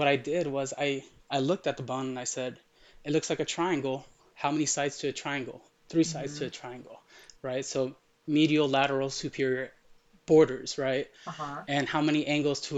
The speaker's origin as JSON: {"language": "English", "country": "United States", "tie": "born or raised there", "also_born_or_lived": "Middle East", "first_language": "Arabic", "second_language": "English", "said": "the city I grew up in is 99% Hispanic"}